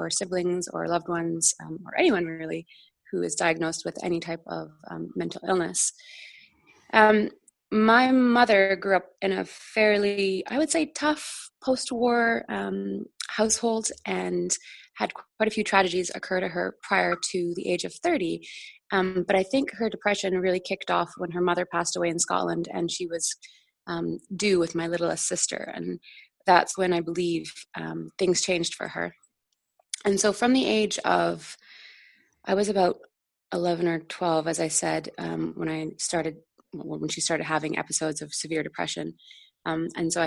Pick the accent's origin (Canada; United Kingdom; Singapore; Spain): Canada; Vancouver, British Columbia; I grew up in Vancouver in Canada